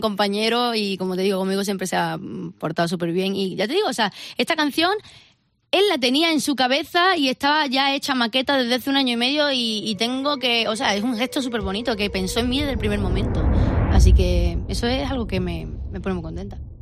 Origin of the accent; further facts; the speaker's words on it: Andalusia, Spain; mi casa, bueno, pues somos todos andaluces